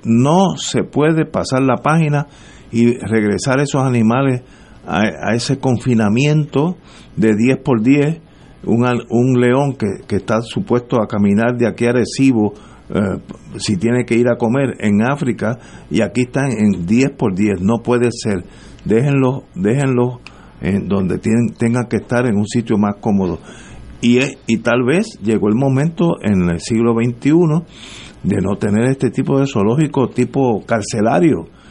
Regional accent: Puerto Rico; moved away; also born or lived in Connecticut

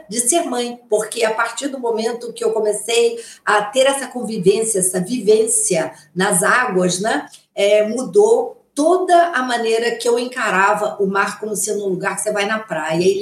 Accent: Rio de Janeiro, Brazil; eu já tinha contato com o mar, eu sou carioca, é, morava em Ipanema, então o mar era assim, um lugar que eu ia sempre com os meus irmãos.

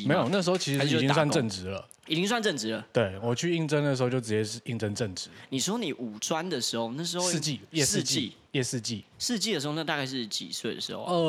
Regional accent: Tainan, Taiwan; now in Taipei, Taiwan; 我都说我是一半啦，因为我的身份证照是 R 开头。嗯，我是台南人，但是所有亲戚都在台南，只有我们家在台北。

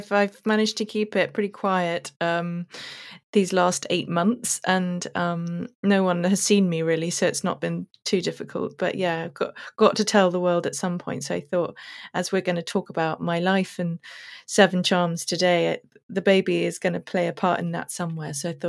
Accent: South Africa; also born or lived in London, United Kingdom; But I was born in London and we lived in Putney and Wimbledon and places like that. And then we moved to South Africa when I was 8.

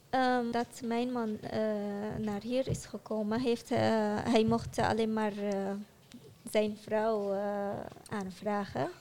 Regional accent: Syria; accent: Syrian; first language Arabic; Dutch is a second language; moved away as an adult; now in Netherlands; Ik spreek eh, Arabisch. accent is Syrisch

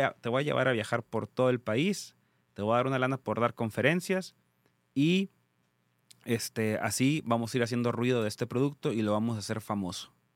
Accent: Tijuana, Baja California, Mexico; soy de Tijuana, Baja California

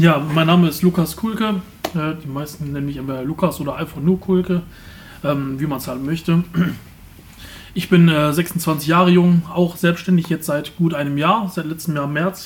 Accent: Remscheid, North Rhine-Westphalia, Germany; Ich habe mein Leben lang eigentlich Remscheid nie verlassen, außer ich bin mal in Urlaub gefahren. Aber ansonsten bin ich Remscheid eigentlich bis jetzt immer treu geblieben, als äh, geborener Remscheider

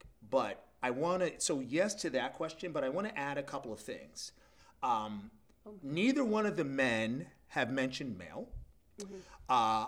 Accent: Massachusetts, United States; moved away; originally I'm from Massachusetts, which is a New England state

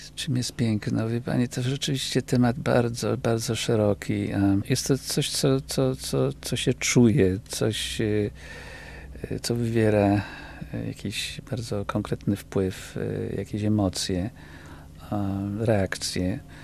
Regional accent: Kraków, Lesser Poland, Poland; moved away as an adult; now in United States; wychowałem się w Krakowie

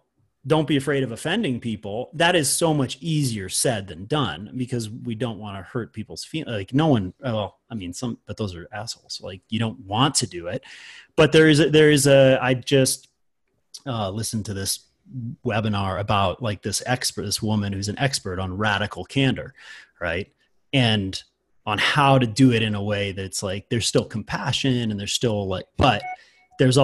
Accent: around Boston and New York, East Coast, United States; moved away as an adult; now in Boulder, United States; I grew up on the East Coast for the first 18 years of my life, and you know, around Boston and New York

